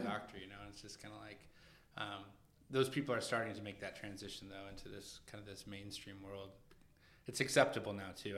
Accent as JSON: {"language": "English", "region": "Washington", "country": "United States", "tie": "born or raised there", "also_born_or_lived": "Los Angeles", "moved": "as an adult", "lives_now": "New York, United States", "said": "I grew up in Washington State, and I, I spent a lot of time in Seattle"}